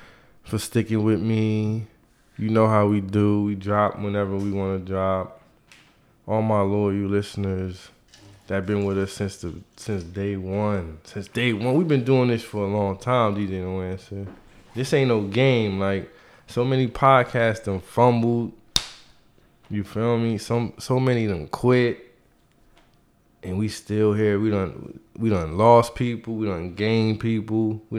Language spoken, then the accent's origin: English; Detroit, Michigan, United States; Salute to Mariah in Detroit. I'm from Detroit. Niggas don't even know I'm on the low.